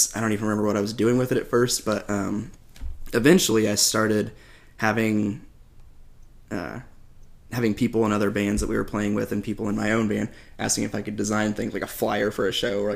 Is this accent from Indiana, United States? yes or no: yes; Indiana, United States; moved away as an adult; I grew up in Indiana. I lived there until I was 19, I think, is when I moved